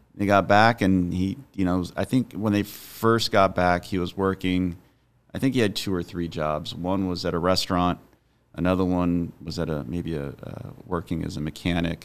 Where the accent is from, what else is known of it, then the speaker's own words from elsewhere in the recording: Highland, California, United States; I grew up in, in Highland, so it's on the, I guess it would be the, the east part of the San Bernardino Valley